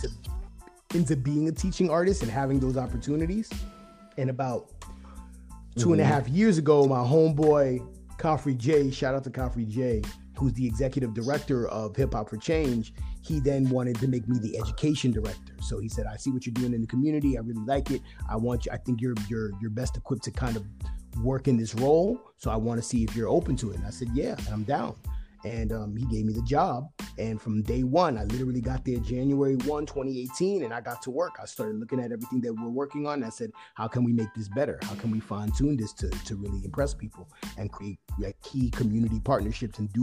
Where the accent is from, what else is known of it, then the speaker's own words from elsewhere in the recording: New York City, New York, United States; moved away as an adult; now in San Francisco Bay Area, United States; I grew up in New York City